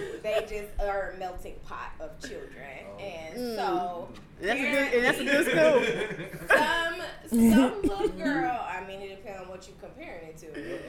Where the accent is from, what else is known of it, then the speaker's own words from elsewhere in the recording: Manhattan, New York, United States; I'm from Manhattan.